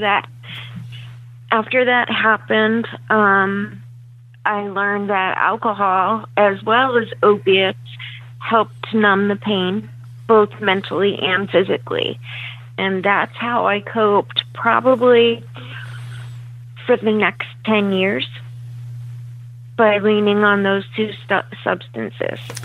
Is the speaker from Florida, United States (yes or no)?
no; Leesport, Pennsylvania, United States; I grew up in the Leesport area, um, up towards Reading, PA.